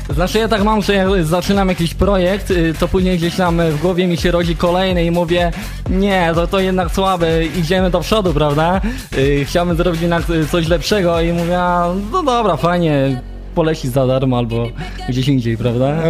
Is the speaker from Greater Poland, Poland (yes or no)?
no; a small village near Gliwice, Silesian Voivodeship, Poland; now in Zabrze, Poland; Pochodzę z takiej małoludzkiej miejscowości, niedaleko Gliwic